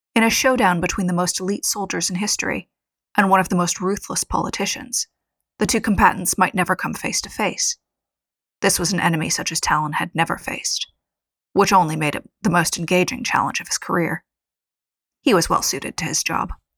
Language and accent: English; United States; as an American